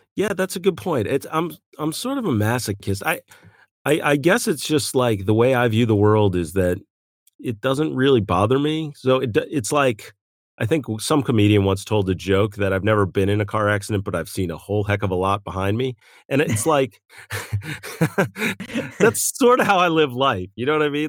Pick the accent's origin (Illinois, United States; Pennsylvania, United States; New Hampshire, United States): Pennsylvania, United States; West Chester; now in West Coast, United States; I grew up on the East Coast, um, Westchester, Pennsylvania, Malvern area